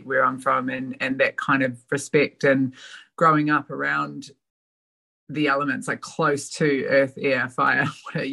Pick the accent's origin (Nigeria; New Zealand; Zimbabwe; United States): New Zealand; moved away as an adult; also born or lived in Australia; now in Melbourne, Australia; My dad and family still live in my hometown